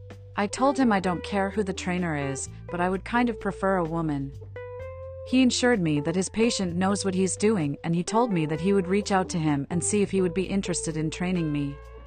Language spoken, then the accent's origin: English; New York City, New York, United States; I am 26, and I am born and raised in New York City.